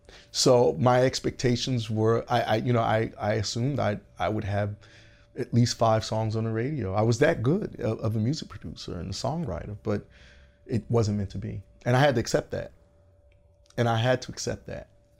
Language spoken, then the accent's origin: English; Georgia, United States; now in Los Angeles, United States; I came from Atlanta, Augusta, GA. And I had lived there for years.